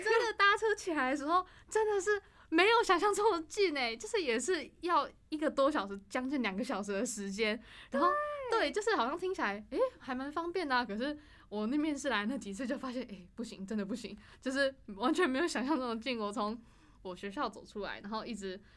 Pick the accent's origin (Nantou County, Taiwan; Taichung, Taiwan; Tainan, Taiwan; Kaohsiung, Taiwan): Taichung, Taiwan; moved away as an adult; also born or lived in Taoyuan; now in Taipei, Taiwan; 我是台中人嗯，然后就是从大学，因为我的学校在桃园